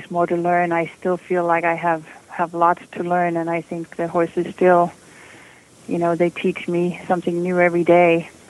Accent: Denmark; moved away as an adult; also born or lived in Los Angeles, California; now in United States; when I grew up in Denmark

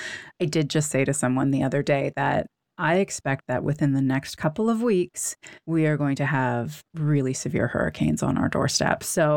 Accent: Canada; now in United States; I grew up in Canada.

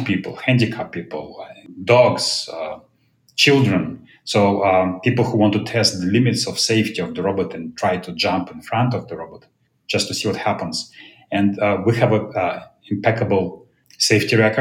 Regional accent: Moscow, Russia; moved away as an adult; now in United States; I was born in Moscow, Russia, came to US in 1993 to pursue my PhD in math

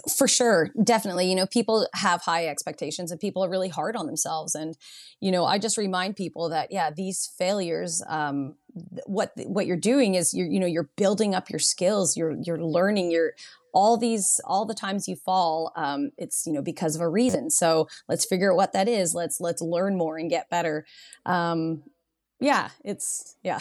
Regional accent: Nanaimo, British Columbia, Canada; now in Tofino, Canada; I grew up in Nanaimo

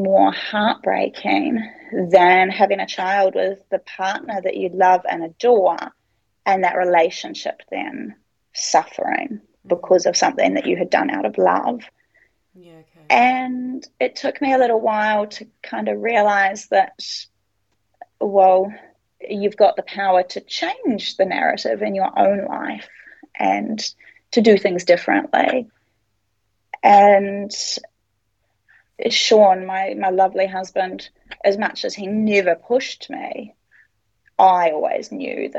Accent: New Zealand; also born or lived in Sydney, Australia; now in Brisbane, Australia; we're originally from New Zealand

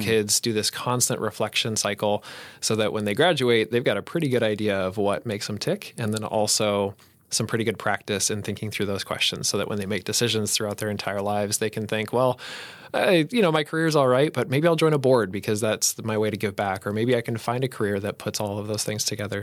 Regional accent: Colorado, United States; also born or lived in Saint Paul, Minnesota; now in Roseville, United States; I grew up in Colorado

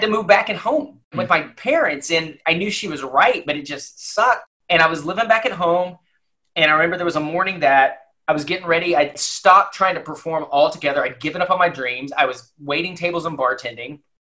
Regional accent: Lubbock, Texas, United States; now in Dallas, United States; I grew up in Lubbock, Texas, and in, in West Texas

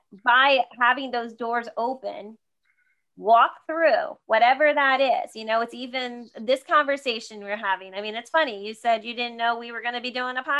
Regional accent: Sparta, New Jersey, United States; I grew up in Sparta, New Jersey, about an hour outside of the city

